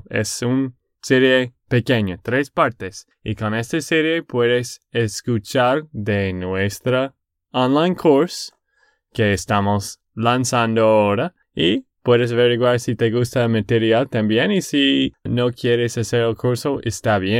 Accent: Texas, United States; de Texas, Estados Unidos.

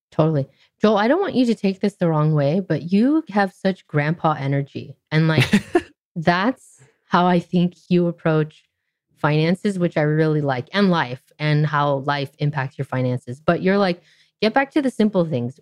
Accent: Orange County, California, United States; I grew up in Orange mm. County, California, which is rather conservative part of Southern California

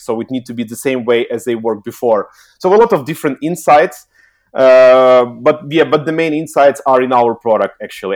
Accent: Kyiv, Ukraine; also born or lived in Helsinki, Finland; I'm originally from Ukraine, Kiev

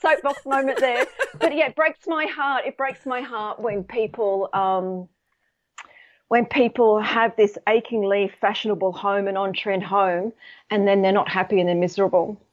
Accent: Sydney, New South Wales, Australia; now in United Kingdom; I'm actually based in the U K, but I'm, I'm from Sydney.

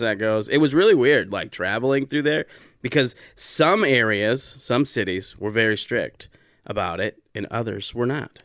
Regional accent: South Dakota, United States; I grew up in South Dakota

